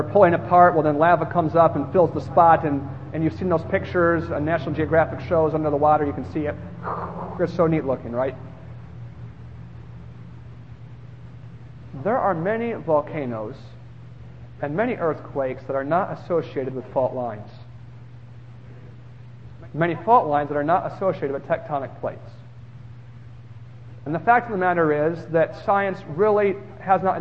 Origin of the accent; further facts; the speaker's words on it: United States; I'm American.